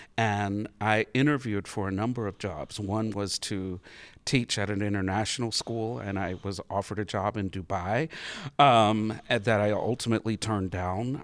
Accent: Harmony, North Carolina, United States; also born or lived in Statesville, North Carolina; growing up in Statesville, um, actually Harmony, North Carolina

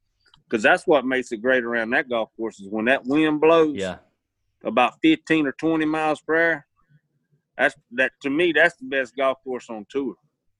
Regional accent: the South, United States; I do better on Bermuda because I grew up in the South, and that's what, you know, that's what we have.

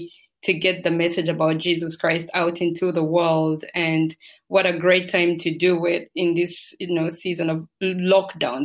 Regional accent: Uganda; also born or lived in United Kingdom; now in United Arab Emirates; Originally, I'm from Uganda, which is in Africa. That's where I spent the larger part of my childhood

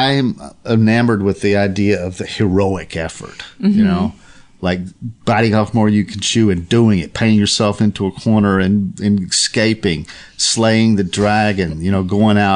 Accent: Chattanooga, Tennessee, United States; moved away as an adult; also born or lived in New York; now in Los Angeles, United States; my hometown of Chattanooga

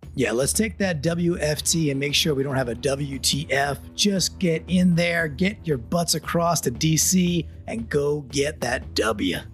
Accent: New York, United States; I'm also a New Yorker and an East Coaster

